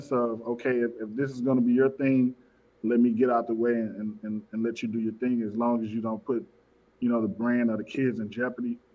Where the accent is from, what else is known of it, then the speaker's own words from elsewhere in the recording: Baton Rouge, Louisiana, United States; I'm originally from Baton Rouge, Louisiana, down south. Born and bred here.